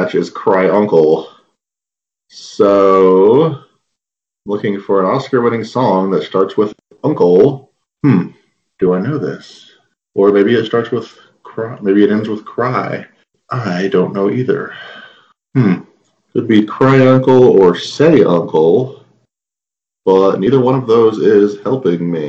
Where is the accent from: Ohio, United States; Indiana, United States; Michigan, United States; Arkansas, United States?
Indiana, United States; Indianapolis; I'm from Indianapolis, Indiana.